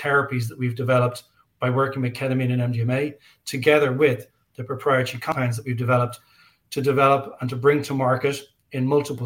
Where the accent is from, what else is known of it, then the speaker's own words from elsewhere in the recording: Ireland; I'm an Irish guy.